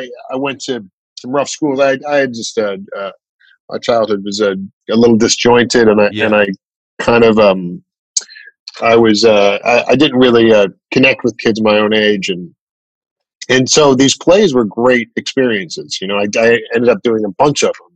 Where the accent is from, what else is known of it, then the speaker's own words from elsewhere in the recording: Chicago, Illinois, United States; I grew up in Chicago, mainly